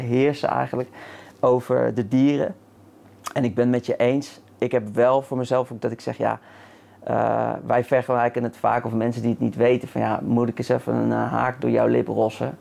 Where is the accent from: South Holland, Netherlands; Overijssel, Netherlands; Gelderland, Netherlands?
South Holland, Netherlands; The Hague; moved away as an adult; Ja, in Den Haag. Ja, dus Mijn eerste 23 jaar, misschien kan je het een beetje horen